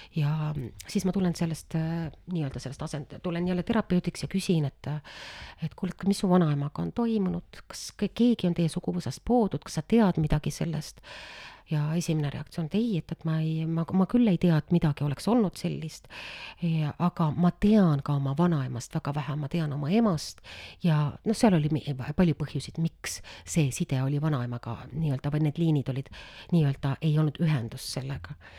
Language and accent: Estonian; Estonia; me oleme ka eestlased